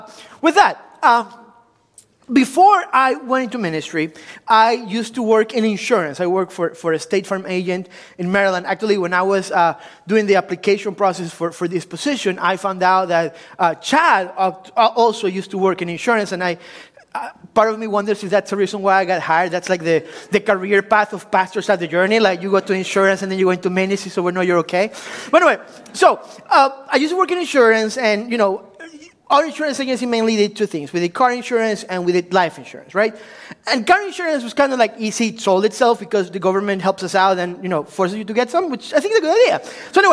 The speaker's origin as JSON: {"language": "English", "country": "Ecuador", "also_born_or_lived": "Washington, D.C., United States", "second_language": "English", "moved": "yes", "lives_now": "United States", "said": "I'm originally from Ecuador, so if you were wondering where that exotic accent is coming from, it's like, it's Italian, German, like, what his deal? It's from Ecuador"}